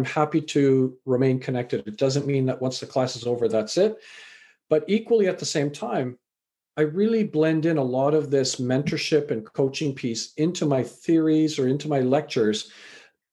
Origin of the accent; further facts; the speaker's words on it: Canada; also born or lived in England; I was born in England, raised in Canada.